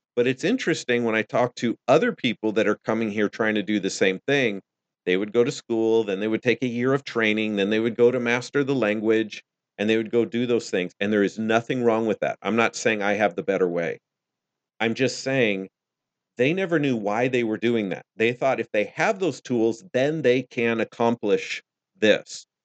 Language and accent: English; United States; I'm American